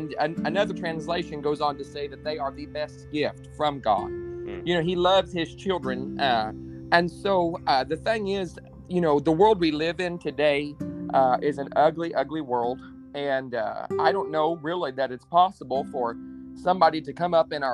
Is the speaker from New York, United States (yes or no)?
no; New Castle, Indiana, United States; also born or lived in Mannheim, Germany; I am from Newcastle, Indiana.